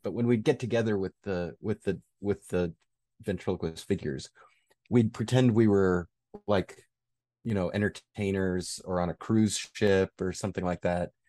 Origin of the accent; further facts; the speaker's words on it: Rochester, New York, United States; I grew up in Rochester, New York